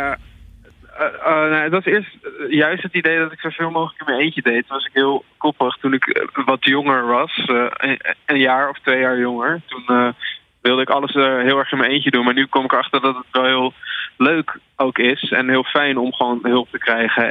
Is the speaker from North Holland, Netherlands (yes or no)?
yes; Alkmaar, North Holland, Netherlands; ik ben 21 eh, jaar en ik kom uit Alkmaar